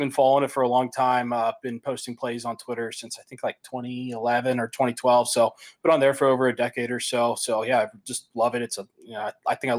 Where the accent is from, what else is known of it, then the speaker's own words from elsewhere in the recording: Cincinnati, Ohio, United States; I grew up in Cincinnati